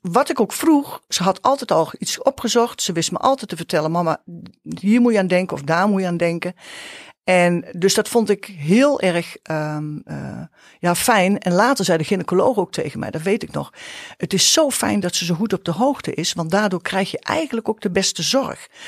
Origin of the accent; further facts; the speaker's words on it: Nijmegen, Gelderland, Netherlands; Wij komen uit Nijmegen